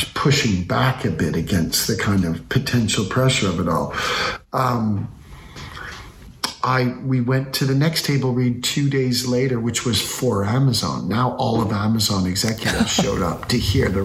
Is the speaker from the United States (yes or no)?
no; Canada; I'm a Canadian people pleaser.